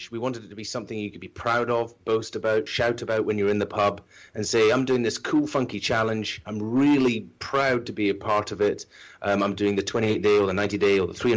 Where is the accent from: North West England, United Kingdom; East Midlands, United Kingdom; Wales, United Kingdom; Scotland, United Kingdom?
Scotland, United Kingdom; islands off the west coast of; now in London, United Kingdom; being Scottish and from the islands off the west coast of Scotland